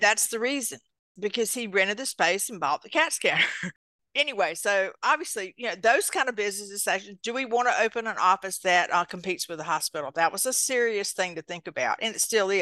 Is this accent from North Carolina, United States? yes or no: yes; eastern North Carolina, United States; accent: country; I actually grew up on a tobacco farm in eastern North Carolina